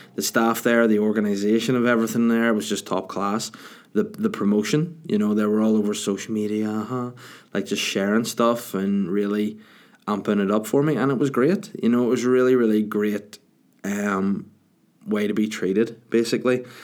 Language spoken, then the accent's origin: English; Bangor, Northern Ireland, United Kingdom; the Salty Dog in my hometown of Bangor